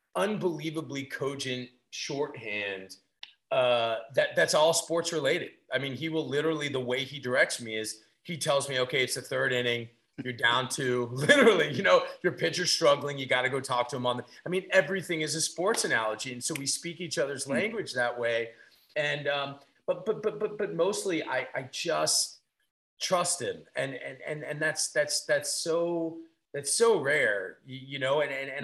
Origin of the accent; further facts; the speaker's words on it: Washington, District of Columbia, United States; as a kid growing up in DC